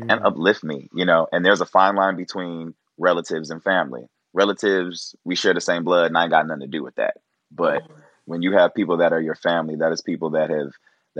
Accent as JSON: {"language": "English", "town": "Cleveland", "region": "Ohio", "country": "United States", "tie": "born or raised there", "moved": "yes", "lives_now": "Los Angeles, United States", "said": "growing up in Cleveland"}